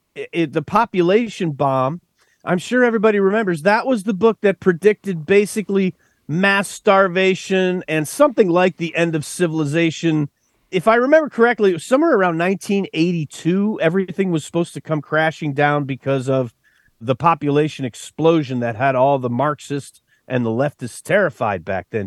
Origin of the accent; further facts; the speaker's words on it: West Texas, United States; I grew up out in West Texas